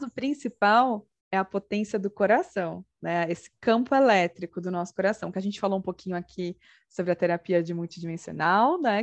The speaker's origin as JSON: {"language": "Portuguese", "country": "Brazil", "said": "como brasileiros"}